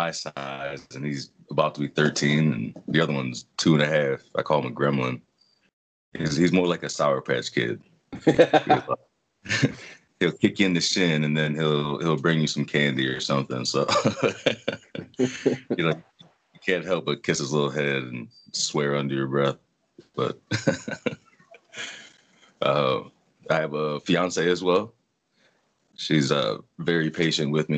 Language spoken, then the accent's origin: English; Brook Park, Ohio, United States; also born or lived in Euclid, Ohio; I grew up in Brook Park, Ohio.